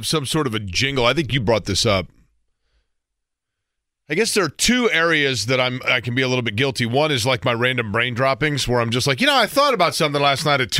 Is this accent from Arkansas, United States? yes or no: no; Indianapolis, Indiana, United States; growing up in Indianapolis